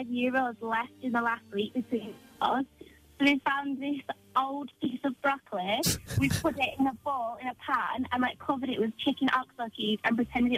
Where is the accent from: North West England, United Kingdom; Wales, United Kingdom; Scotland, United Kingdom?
North West England, United Kingdom; Blackburn